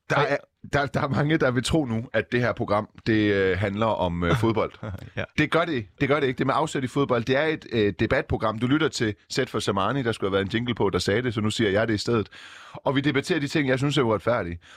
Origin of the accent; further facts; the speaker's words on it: Iran; Jeg er ikke fra Saudi-Arabien, men jeg er fra Iran